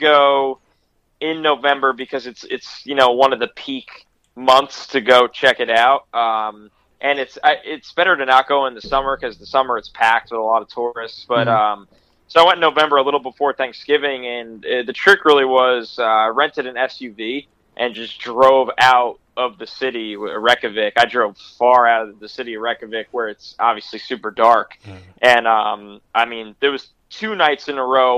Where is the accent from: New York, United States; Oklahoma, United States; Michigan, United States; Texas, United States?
New York, United States; I'm from New York